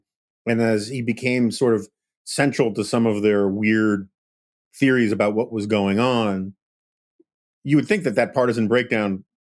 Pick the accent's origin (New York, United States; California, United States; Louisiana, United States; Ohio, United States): New York, United States; New York City; I grew up in New York City.